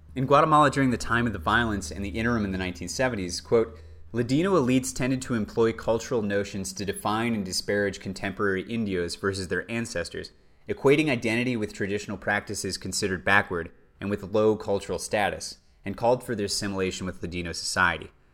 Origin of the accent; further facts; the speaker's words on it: United States; We in the U S